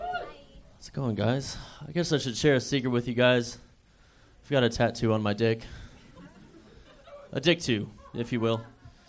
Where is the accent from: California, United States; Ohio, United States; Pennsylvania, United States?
Ohio, United States; Manaway; born or raised there; now in Fort Worth, United States